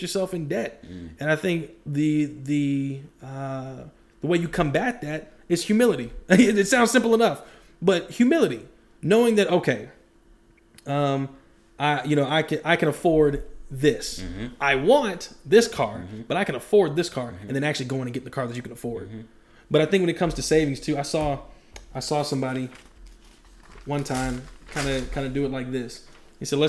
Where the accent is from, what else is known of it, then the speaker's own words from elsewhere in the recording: Dayton, Ohio, United States; where I grew up in Ohio, it was a very industrial city. Mm-hmm. Dayton